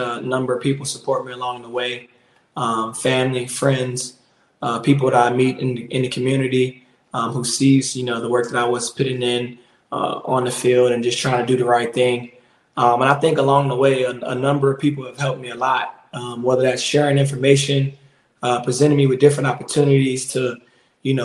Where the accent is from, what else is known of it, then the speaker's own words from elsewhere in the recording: Richmond, Virginia, United States; moved away; also born or lived in South Florida; not only in my hometown, Richmond, Virginia, but currently right now in Florida, where I'm spending my off-season time